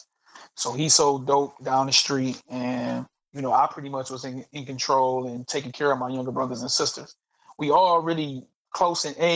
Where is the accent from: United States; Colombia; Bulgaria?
United States; Detroit, Michigan; I grew up in Southwest Detroit